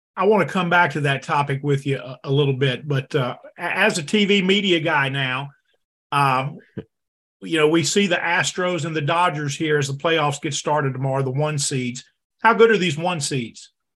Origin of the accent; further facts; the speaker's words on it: Denham Springs, Louisiana, United States; I grew up in Denham Springs, Louisiana